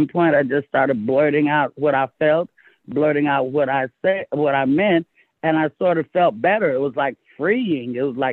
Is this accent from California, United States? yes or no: yes; Castro Valley, California, United States; also born or lived in Oakland; I was raised in the Bay Area, I went from Oakland to the suburbs of Castro Valley